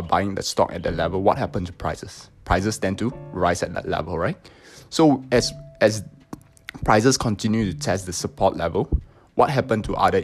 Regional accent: Singapore; So I'm from Singapore

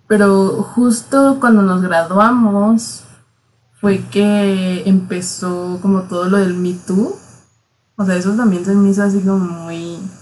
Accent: Chihuahua, Mexico; somos de Chihuahua

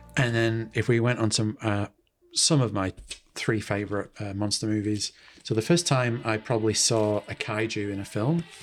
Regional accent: Manchester, North West England, United Kingdom; moved away as an adult; now in New Zealand; Manchester in the U K

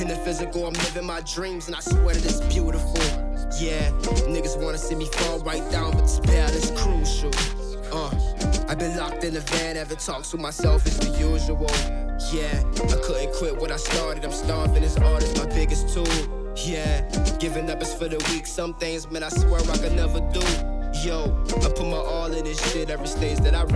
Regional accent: New Orleans, Louisiana, United States; I'm from the West Bank, from New Orleans.

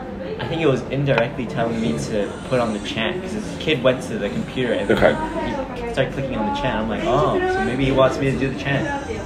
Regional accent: Canada; moved away as an adult; now in Japan; yeah. Canada.

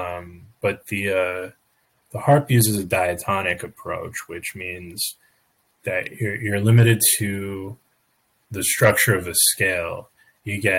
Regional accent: New York, United States; moved away as an adult; also born or lived in Oregon; I grew up in New York, but I spent a couple of, not even 2 years in Oregon

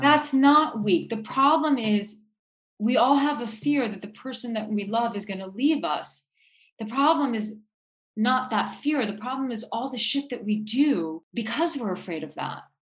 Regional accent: New York City, New York, United States; Like I grew up in New York City. I born and raised Manhattanite

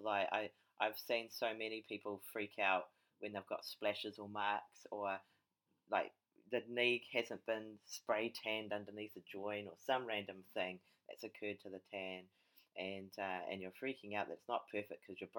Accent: Papakura, Auckland, New Zealand; Oh, my hometown.

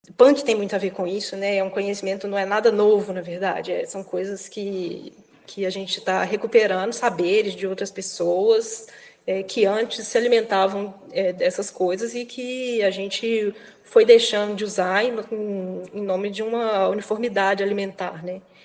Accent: Belo Horizonte, Minas Gerais, Brazil; accent: Minas; moved away as an adult; now in Pato Branco, Brazil; eu ter esse sotaque de Minas, que é muito diferente do deles

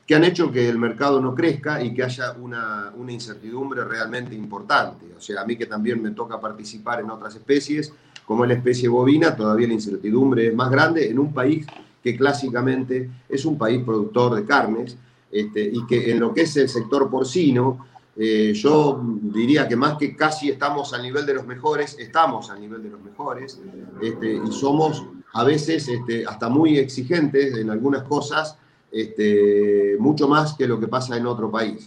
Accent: Argentina

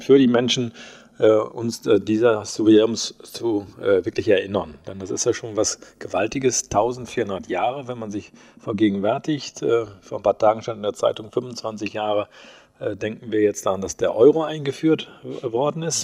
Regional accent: Holzhausen, Germany; moved away as an adult; also born or lived in Osnabrück; now in Soest, Germany; in Holzhausen, wo ich herkomme

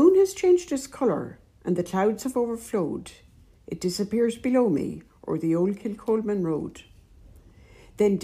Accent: County Wicklow, Ireland; moved away as an adult; now in County Cavan, Ireland; born and bred in Wicklow

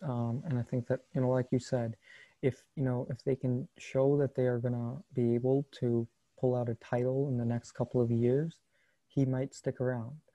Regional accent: United States; as an American

